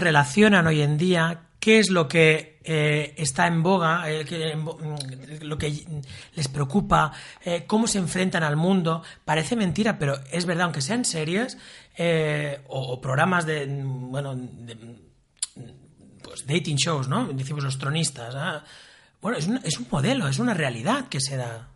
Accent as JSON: {"language": "Spanish", "town": "Sabadell", "region": "Catalonia", "country": "Spain", "tie": "born or raised there", "said": "Yo tengo una familia de origen andaluz y extremeño, y mis nací en Sabadell"}